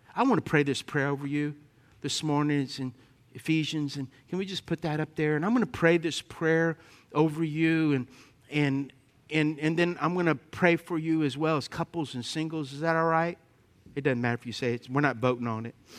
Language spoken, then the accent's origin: English; Lafayette, Louisiana, United States; I grew up in Lafayette.